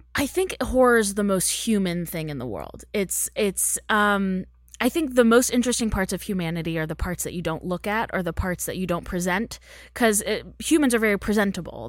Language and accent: English; Texas, United States; moved away as an adult; now in Los Angeles, United States; I grew up in Texas